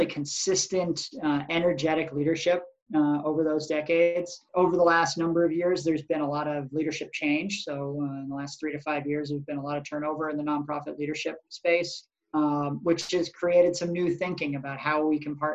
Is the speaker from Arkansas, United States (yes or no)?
no; Massachusetts North Shore, United States; moved away as an adult; also born or lived in Vermont; now in Burlington, United States; I was born in Vermont, but grew up down in Massachusetts, actually, on the North Shore